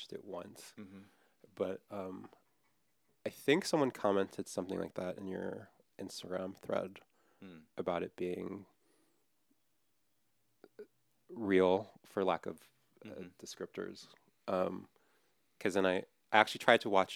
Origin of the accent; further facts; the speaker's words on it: Hawaii, United States; I'm from Hawaii.